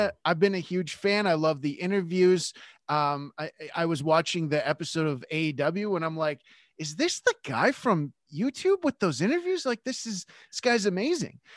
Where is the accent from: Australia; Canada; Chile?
Canada; I'm Canadian